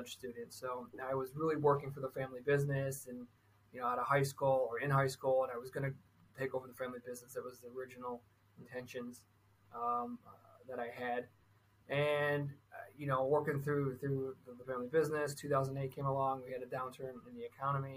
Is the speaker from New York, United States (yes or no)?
no; Michigan, United States; I'm from Michigan